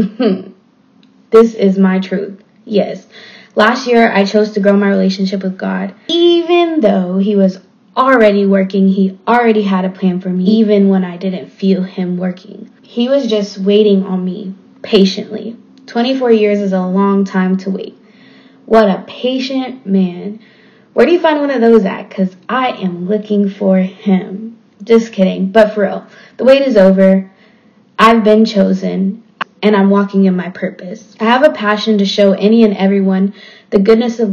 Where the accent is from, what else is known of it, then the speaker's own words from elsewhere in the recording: Waco, Texas, United States; also born or lived in North Dallas, Texas; now in Dallas, United States; I'm from Waco, Texas, but I currently live in North Dallas